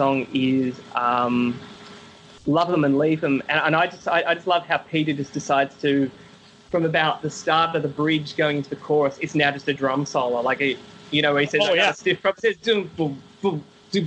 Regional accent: Sydney, New South Wales, Australia; I'm from Sydney

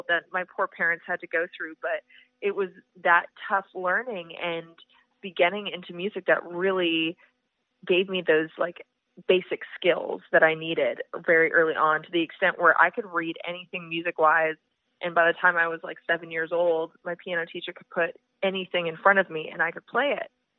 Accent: Edmonton, Alberta, Canada; moved away as an adult; now in Nashville, United States; I'm originally from Edmonton

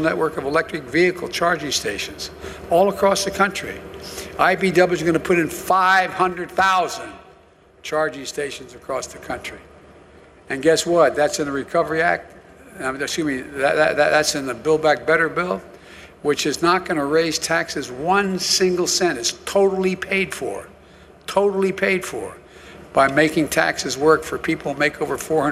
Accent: Delaware, United States; I come from Delaware, just across the line up here

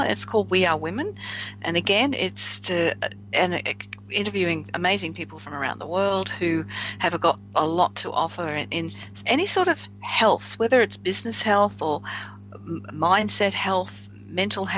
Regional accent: Australia

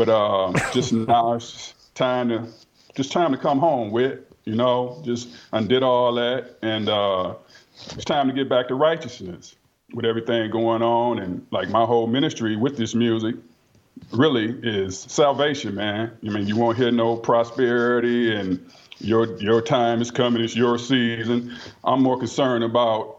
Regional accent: Highland Park, Michigan, United States; That's my hometown where I'm originally from

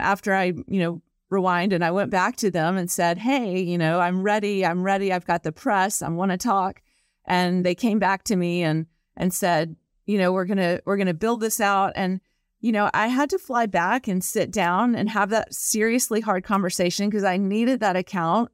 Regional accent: the South, United States; I'm from the South

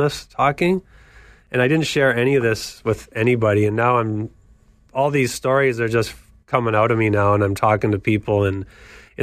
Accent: Kitchener, Ontario, Canada; growing up in Canada playing hockey at Victoria Park down the street and Trillium Public School over where I grew up in Laurentian Hills

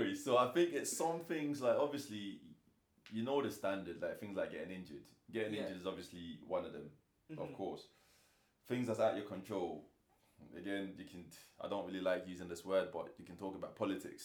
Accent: Nigeria; I'm Nigerian

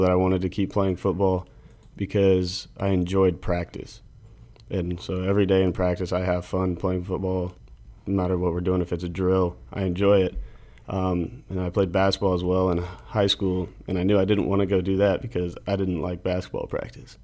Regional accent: Benkelman, Nebraska, United States; I grew up in Nebraska.

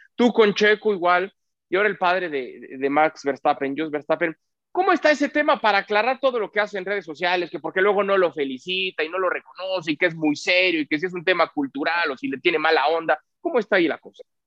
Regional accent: Mexico; cómo somos los mexicanos

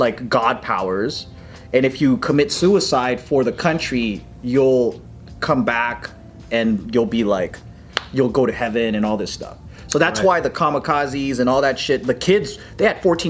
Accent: United States; born or raised there

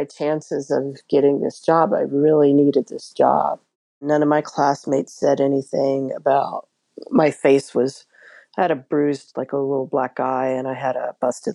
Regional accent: Alabama, United States; I was raised in Alabama

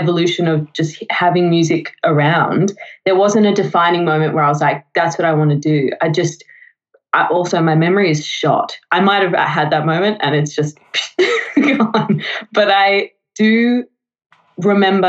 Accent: Melbourne, Victoria, Australia; I lived in Melbourne, have lived in Melbourne whole time.

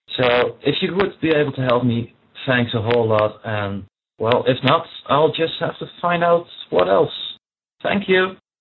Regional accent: Netherlands; I'm a student from the Netherlands

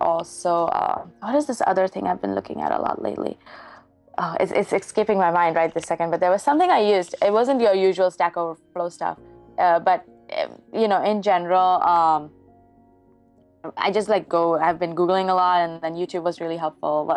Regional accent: India; moved away; I grew up in India

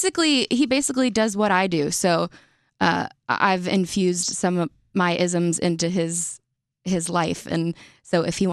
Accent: the South, United States; growing up in the South, I played very competitive softball for 10 years.

